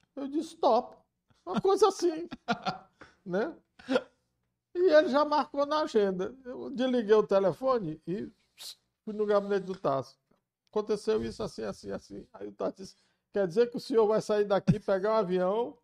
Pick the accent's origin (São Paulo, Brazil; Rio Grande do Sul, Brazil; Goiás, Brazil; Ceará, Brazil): Ceará, Brazil; Camocim; moved away; eu sou filho de Camucim